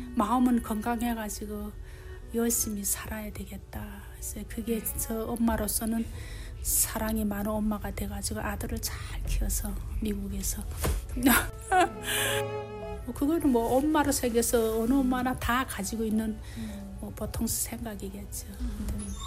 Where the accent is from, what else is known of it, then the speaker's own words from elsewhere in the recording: North Korea; moved away as an adult; also born or lived in China; now in Utah, United States; 우리가 북한에서 태어난 것도